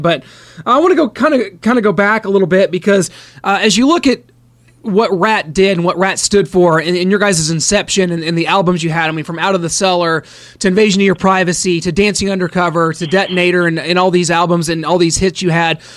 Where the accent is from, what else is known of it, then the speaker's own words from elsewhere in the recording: Kansas City, United States; Kansas City, my hometown